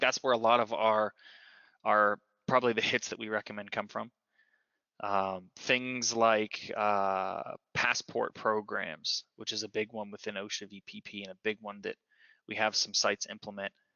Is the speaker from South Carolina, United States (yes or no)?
no; Johnstown, Pennsylvania, United States; i started with ctc which is in my hometown of johnstown pennsylvania